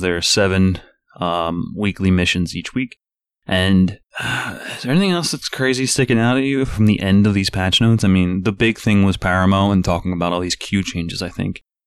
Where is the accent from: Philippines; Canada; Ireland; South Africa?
Ireland; I'm Irish myself